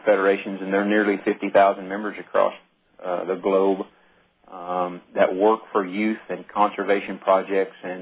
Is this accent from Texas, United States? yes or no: no; Ponca City, Oklahoma, United States; that is my hometown, and I've lived here since 1970, and it's a great bunch of people here in Ponca